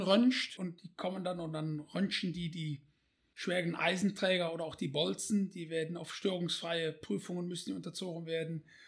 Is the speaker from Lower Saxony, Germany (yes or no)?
no; Bonn, North Rhine-Westphalia, Germany; aufgewachsen in Bonn